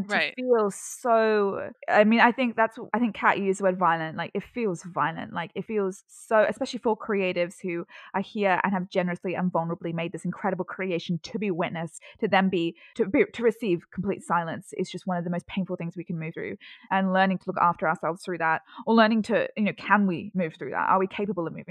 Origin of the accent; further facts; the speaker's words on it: London, United Kingdom; now in Sydney, Australia; I'm actually from the UK, and I'm living in Sydney now, but I grew up in London